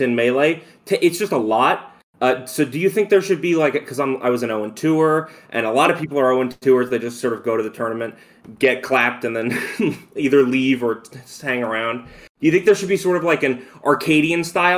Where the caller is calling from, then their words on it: New Jersey, United States; I'm calling in from South Jersey